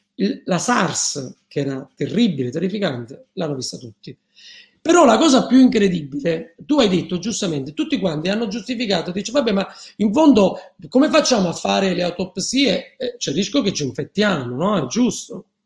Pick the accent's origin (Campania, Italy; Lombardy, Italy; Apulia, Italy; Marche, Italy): Campania, Italy; Naples; io sono partenopeo